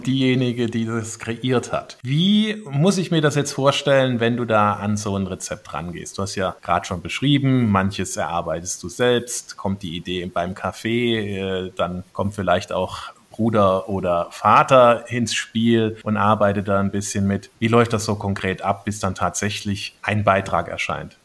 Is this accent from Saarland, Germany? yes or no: yes; Saarland, Germany; now in Bavaria, Germany; als Saarländer